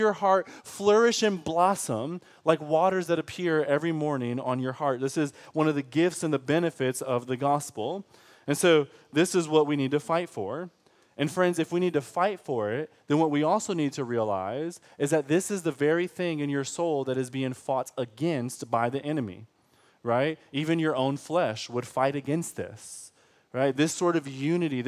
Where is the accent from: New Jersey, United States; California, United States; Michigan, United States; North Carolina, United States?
Michigan, United States; now in Texas, United States; I'm from Michigan